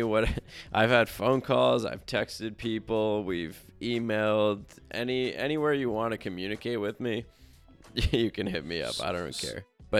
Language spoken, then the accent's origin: English; Yorktown, New York, United States; also born or lived in White Plains; Yeah, I'm originally from Yorktown. Born and raised. I guess I was born technically in White Plains Hospital. And then we lived in Yorktown.